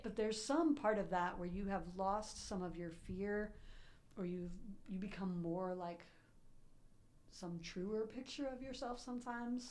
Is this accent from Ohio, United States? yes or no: yes; Columbus, Ohio, United States; I grew up in Columbus